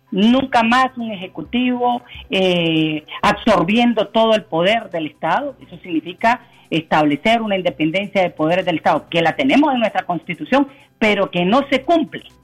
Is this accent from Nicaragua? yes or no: yes; Nicaragua; el principal problema que hemos tenido como sociedad nicaragüense es que no cumplimos la ley